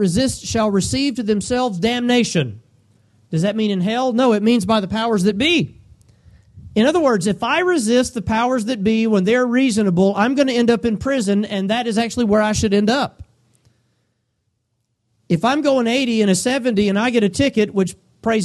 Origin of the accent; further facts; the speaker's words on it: United States; us as Americans